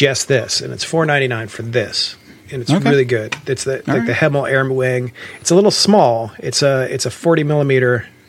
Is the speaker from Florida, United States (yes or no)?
no; Columbus, Ohio, United States; from Columbus, but like I wouldn't go back there if you paid me.